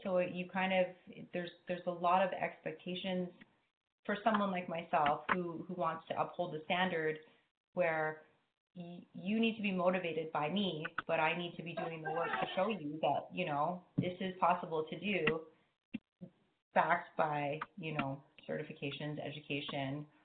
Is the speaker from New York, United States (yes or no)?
no; Hawaii, United States; growing up in Hawaii